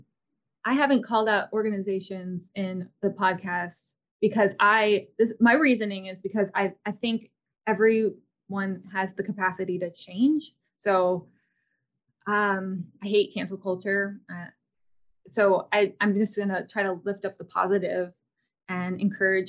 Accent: United States; I'm an American.

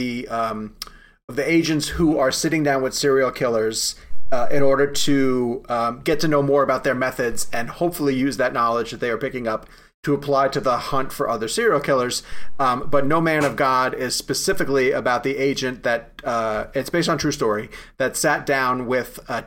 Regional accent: Massapequa Park, New York, United States; Massapequa Park, where I grew up on Long Island

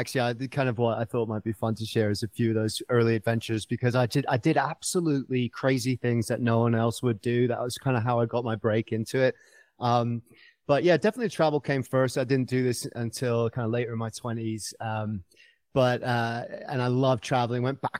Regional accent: United Kingdom; accent: mid-Atlantic; now in Colorado, United States; And I'm coming from Colorado via the UK, which is why I've got this kind of weird mid-Atlantic accent. I've lived here for a long time, so you've stolen a few of my vowels. But originally, I'm from the UK.

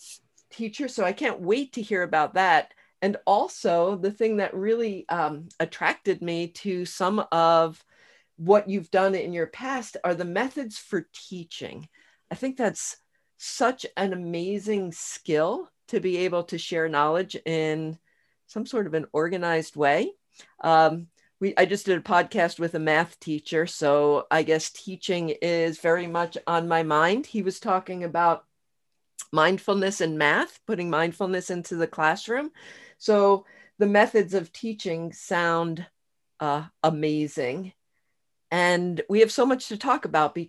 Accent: New Jersey, United States; moved away; also born or lived in Philadelphia suburb, Pennsylvania; I grew up in New Jersey.

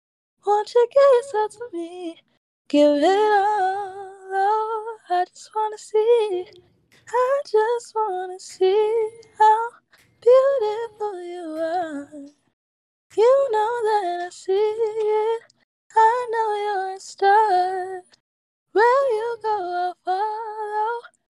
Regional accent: Detroit, Michigan, United States; I'm from Detroit

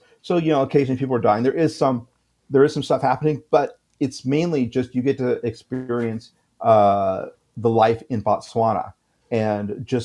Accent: United States

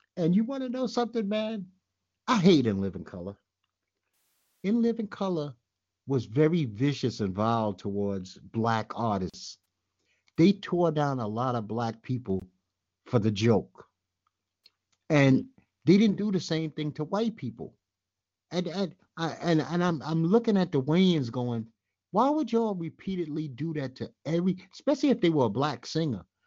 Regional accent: New York City, New York, United States; I'm from Bed Stuy

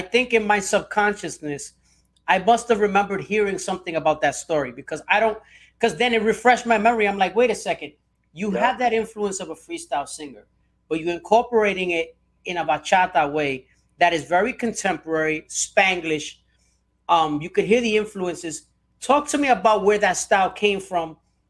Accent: Puerto Rico; I'm also Puerto Rican myself.

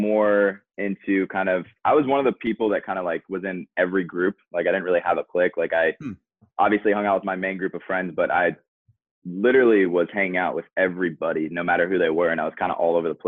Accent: Eden Prairie, Minnesota, United States; now in Orlando, United States; I'm from Eden Prairie

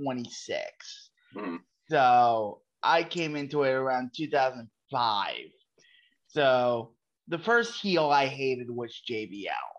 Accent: Philadelphia, Pennsylvania, United States; I'm from Philadelphia, and like even though I was only like 13, 14 years old

